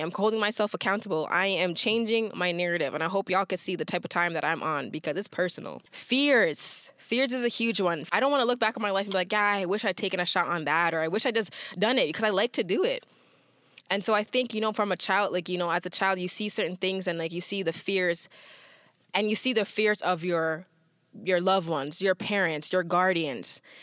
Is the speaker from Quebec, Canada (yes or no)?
no; Toronto, Ontario, Canada; growing up in Toronto, parents have migrated from other places.